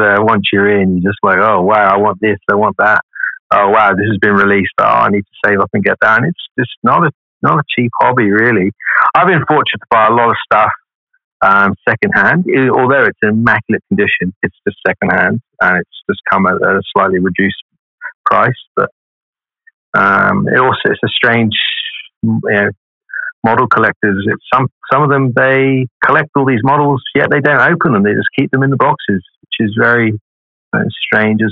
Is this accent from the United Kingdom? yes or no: yes; England, United Kingdom; now in Perth, Australia; I'm just from England